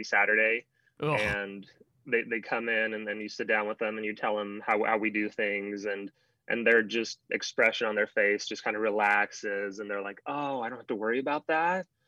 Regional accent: Romania; moved away; I'm from Romania.

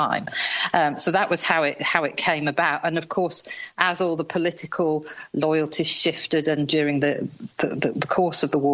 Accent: Yorkshire and the Humber, United Kingdom; I'm a Yorkshire girl

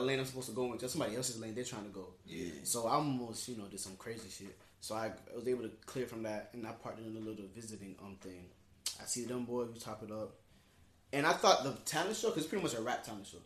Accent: Palm Beach County, Florida, United States; we're from Palm Beach County

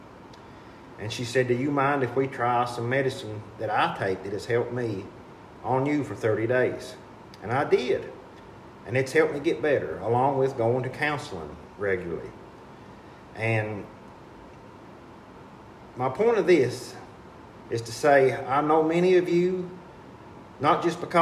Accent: Jackson, Kentucky, United States; Aspire Appalachia out of Jackson, my hometown

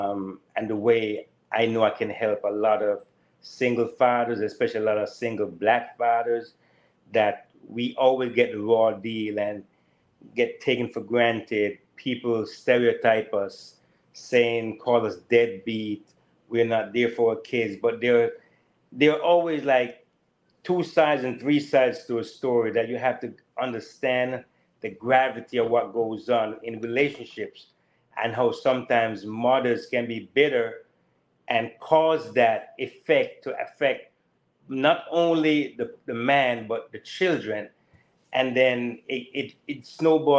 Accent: Jamaica; also born or lived in California / Daytona, Florida; now in Florida, United States; growing up in Jamaica, coming to the U.S.

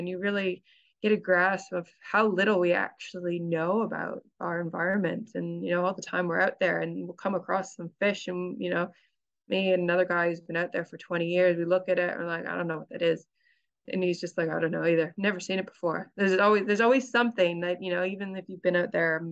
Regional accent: Canada; moved away as an adult; now in New Zealand; I'm originally from Canada, so I'm kind of used to growing up in very cold weather.

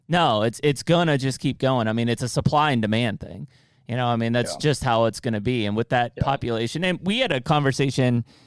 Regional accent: Pennsylvania, United States; Jared and I grew up in Pennsylvania

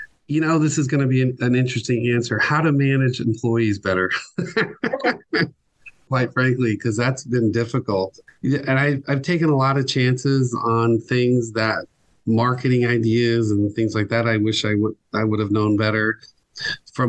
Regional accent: Miami, Florida, United States; I am from Miami. So I'm a native Floridian

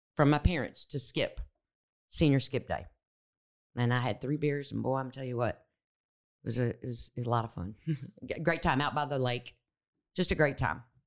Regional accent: Austin, Texas, United States; moved away as an adult; also born or lived in Memphis, Tennessee; I grew up in Texas

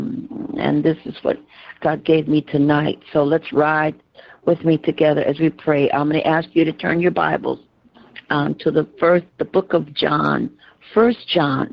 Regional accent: Georgia, United States; as a child, I grew up in the South and in Georgia

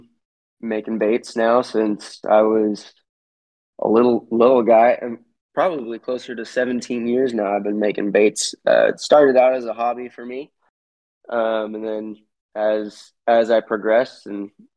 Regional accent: East Bay Area, California, United States; also born or lived in Los Angeles, California; been in California my whole life. My only time out of the Bay Area, specifically the East Bay Area, was in college

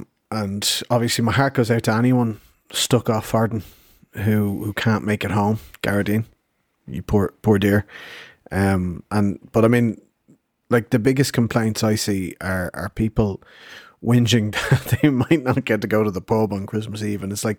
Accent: Madrid, Community of Madrid, Spain; born there; I was born here in Madrid.

